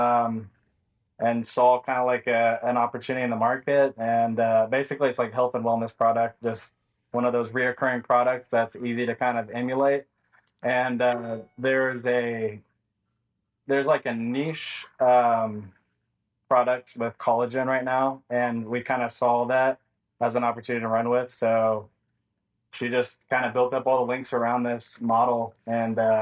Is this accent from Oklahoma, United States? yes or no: yes; Tulsa, Oklahoma, United States; I'm from Tulsa, Oklahoma